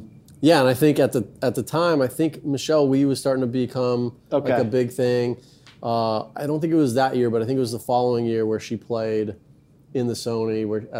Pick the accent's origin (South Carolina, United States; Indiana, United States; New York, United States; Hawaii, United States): Hawaii, United States; Even though I don't necessarily have like Hawaiian heritage. But I just feel like that's where I grew up. That's my culture. That's my background.